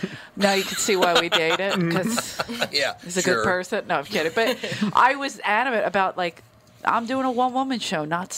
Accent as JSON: {"language": "English", "town": "Philadelphia", "region": "Pennsylvania", "country": "United States", "said": "And as soon as I went out, I said, I'm from Philadelphia."}